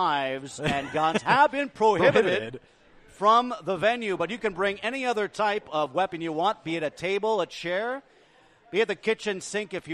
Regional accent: Santa Cruz, California, United States; I grew up in Santa Cruz, California.

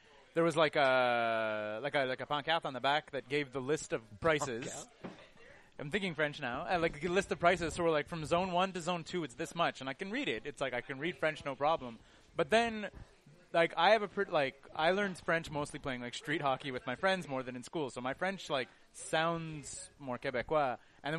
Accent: United Kingdom; I'm also British

